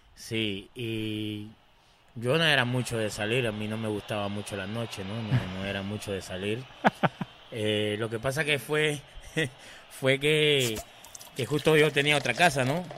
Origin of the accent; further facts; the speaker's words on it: Peru; moved away as an adult; also born or lived in Aguadilla, Puerto Rico; súper orgulloso de ser peruano